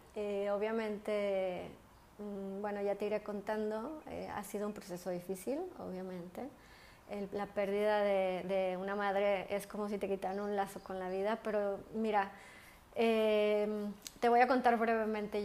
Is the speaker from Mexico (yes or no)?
yes; Mexico; moved away as an adult; also born or lived in London; now in Spain; yo soy una mexicana que vive en España. llevo aquí viviendo casi 11 años y antes viví 5 años en Londres